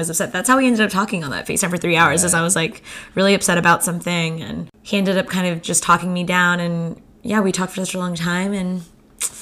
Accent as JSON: {"language": "English", "town": "Santa Clarita", "region": "California", "country": "United States", "tie": "born or raised there", "lives_now": "Los Angeles, United States", "said": "I grew up in Santa Clarita, California"}